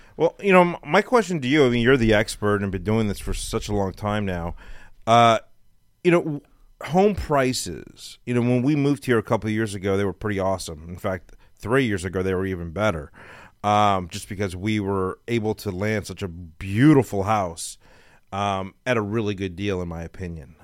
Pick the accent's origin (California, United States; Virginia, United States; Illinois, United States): California, United States; Los Angeles; moved away as an adult; now in Texas, United States; I lived in L A my whole life.